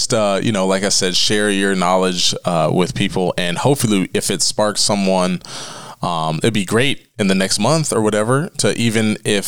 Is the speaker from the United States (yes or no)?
yes; Tuscarawas County, Ohio, United States; the people in my hometown